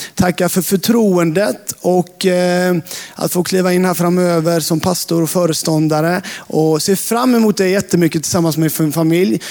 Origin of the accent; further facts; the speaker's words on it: Hultsjö, Jönköping County, Sweden; När jag växte upp eh, utanför Sävsjö, i Hultsjö, på landsbygden